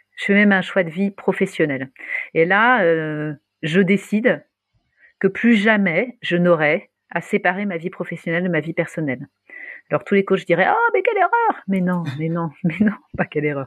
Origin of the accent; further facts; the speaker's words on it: Paris, Île-de-France, France; moved away as an adult; also born or lived in Luxembourg; on est à Paris, je suis parisienne, même si j'étais partie, je suis revenue.